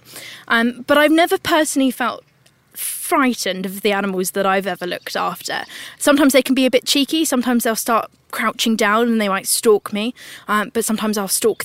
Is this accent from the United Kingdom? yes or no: yes; United Kingdom; I'm a British naturalist and TV presenter